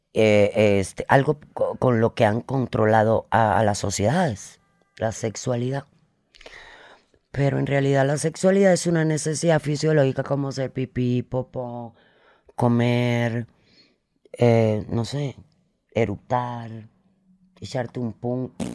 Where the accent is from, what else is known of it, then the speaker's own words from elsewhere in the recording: Cuba; moved away; mientras estuve en Cuba